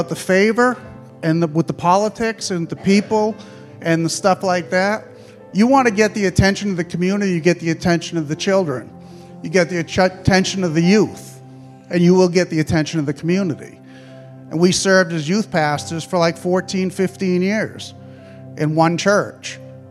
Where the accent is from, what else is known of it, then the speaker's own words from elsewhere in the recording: Massachusetts, United States; I'm from Massachusetts